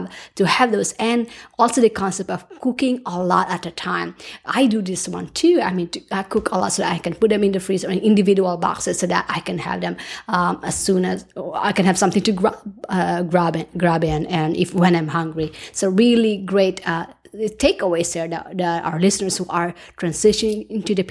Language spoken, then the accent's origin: English; Philippines; moved away; I grew up in the Philippines, and rice was our staple food